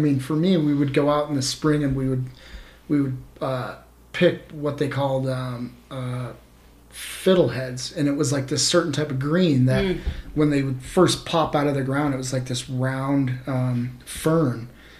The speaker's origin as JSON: {"language": "English", "region": "Vermont", "country": "United States", "tie": "born or raised there", "said": "I did. I grew up hunting back in Vermont. Yeah, as a child there"}